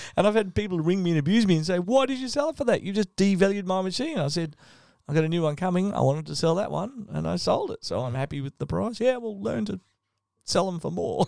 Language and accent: English; Victoria, Australia; I grew up in Victoria